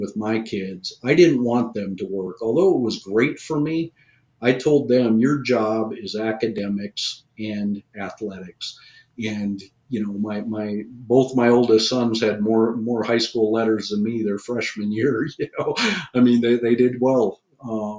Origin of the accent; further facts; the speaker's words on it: Minnesota, United States; moved away; also born or lived in Omaha, Nebraska; most of the kids that I grew up with in Minnesota